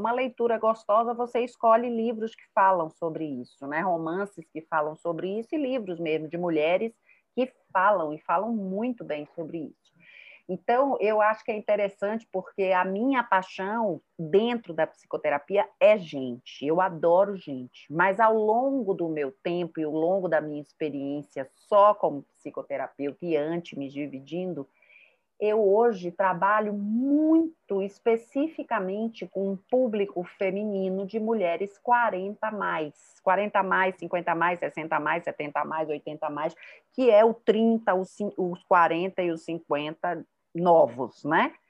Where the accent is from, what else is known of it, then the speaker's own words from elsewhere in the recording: Salvador, Bahia, Brazil; accent: baiana; moved away as an adult; also born or lived in Rio de Janeiro / Maceió; now in São Paulo, Brazil; meu sotaque é de baiana, eu morei, nasci no Rio de Janeiro, fui para a Bahia, para Salvador, com cinco anos.